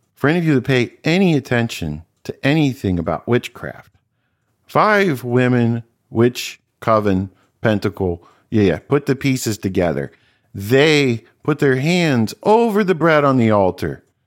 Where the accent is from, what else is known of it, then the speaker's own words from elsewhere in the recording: Cincinnati, Ohio, United States; I grew up in Cincinnati, went to Old Saint Mary's Parish